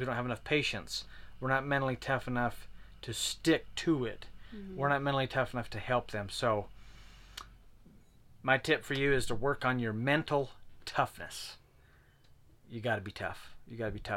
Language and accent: English; Utah, United States; We're from Utah, so we do say crick